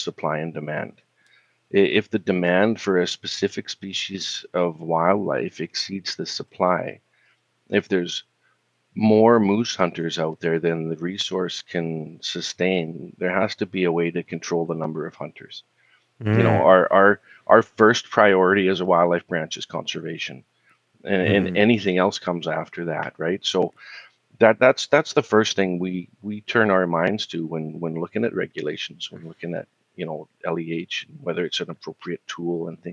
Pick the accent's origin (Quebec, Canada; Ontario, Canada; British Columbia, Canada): British Columbia, Canada; Kamloops; I was born and raised in Kamloops, spent most of my childhood there